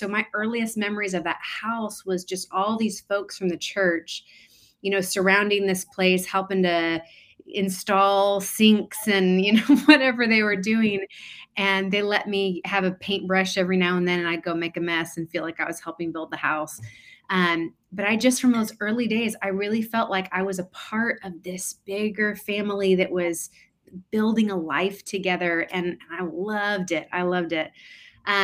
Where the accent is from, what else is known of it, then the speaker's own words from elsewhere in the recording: Bishop, California, United States; also born or lived in Bakersfield; I was born in Bakersfield, California, into a pastor's family.